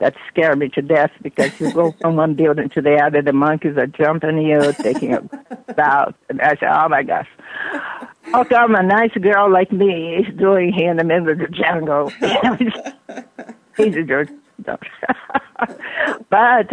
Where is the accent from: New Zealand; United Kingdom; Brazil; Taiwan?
Brazil; now in United States